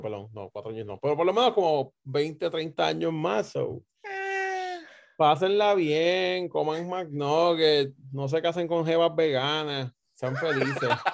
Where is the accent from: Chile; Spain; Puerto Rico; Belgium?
Puerto Rico; somos puertorriqueños